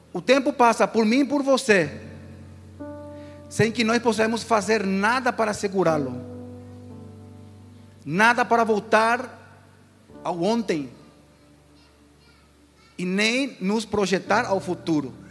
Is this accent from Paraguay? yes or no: yes; Asunción, Paraguay; now in Brazil; O pastor disse que eu sou do Paraguai. Eu sou um paraguaio.